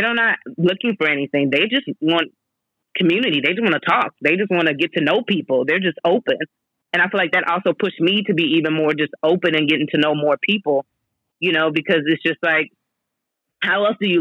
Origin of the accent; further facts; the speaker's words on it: Texas, United States; moved away; also born or lived in China; I was like, "Texas,"